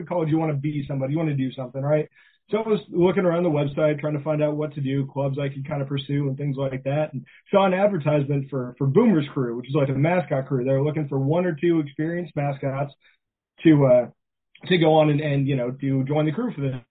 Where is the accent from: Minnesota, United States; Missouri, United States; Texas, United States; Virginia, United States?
Missouri, United States; Walker; also born or lived in Springfield, Missouri; I grew up in Walker, Missouri as an only child in a town of about 200 people